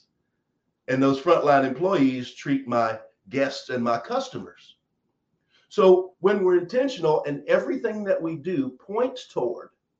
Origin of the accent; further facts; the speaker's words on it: Eminence, Kentucky, United States; I'm from the South. I grew up in a small town. My hometown's two stores and a water tank